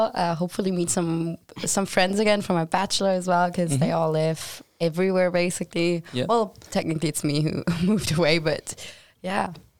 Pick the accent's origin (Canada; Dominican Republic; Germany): Germany; moved away as an adult; now in Sweden; I'm a second year student of the International and European Relations Master Program here at LIU. And I'm originally from Germany